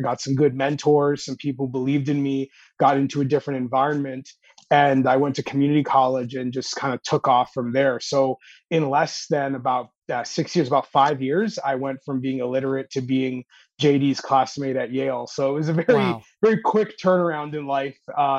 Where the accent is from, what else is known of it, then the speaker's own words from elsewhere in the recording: Toronto, Ontario, Canada; moved away as an adult; Yeah, in the Toronto area. Living in New Haven, Connecticut was my first time outside of Canada.